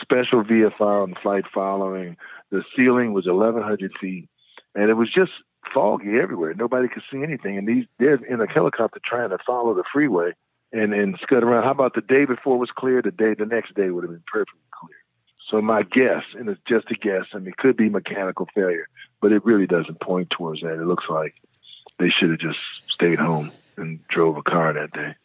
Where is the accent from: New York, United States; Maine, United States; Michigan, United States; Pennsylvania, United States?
Michigan, United States; Detroit; I grew up in Detroit